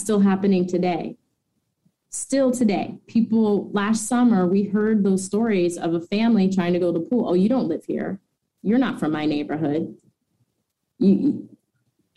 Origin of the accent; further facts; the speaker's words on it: Northern Virginia, United States; now in Washington, D.C., United States; I'm part of Northern Virginia. I grew up in Northern Virginia Swim League